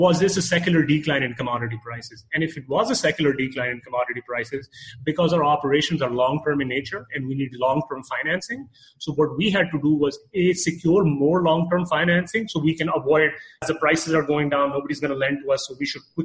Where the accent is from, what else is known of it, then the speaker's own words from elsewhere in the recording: Canada; moved away as an adult; now in Dallas, United States; I'm from Canada